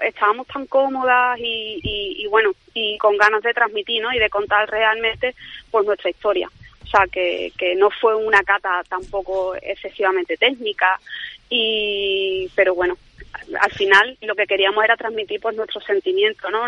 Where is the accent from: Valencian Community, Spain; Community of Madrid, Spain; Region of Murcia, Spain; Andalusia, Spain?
Andalusia, Spain; Jerez de la Frontera; also born or lived in Seville; nos hemos ido a Jerez, la verdad que sí, eh, mi tierra, ¿no? Porque yo nací aquí